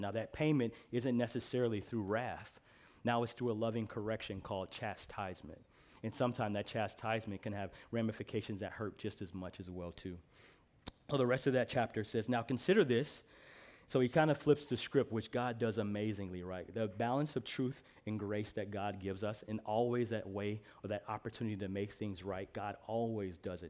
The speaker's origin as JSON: {"language": "English", "region": "Midwest", "country": "United States", "said": "I'm from the Midwest, so we call pop pop"}